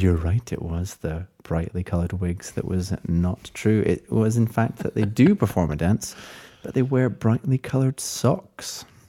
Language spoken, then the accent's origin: English; Scotland, United Kingdom; as a Scottish person